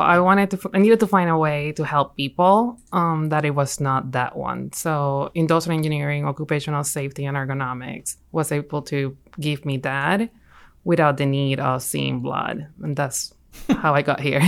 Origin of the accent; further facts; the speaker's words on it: Puerto Rico; moved away as an adult; also born or lived in Michigan; now in Alabama, United States; I'm from Puerto Rico.